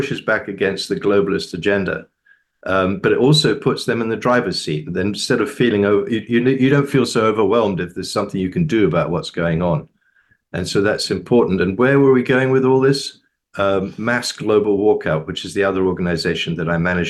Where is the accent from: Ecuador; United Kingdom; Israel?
United Kingdom; now in United States; I'm a Brit. I've been living in the US since 1978.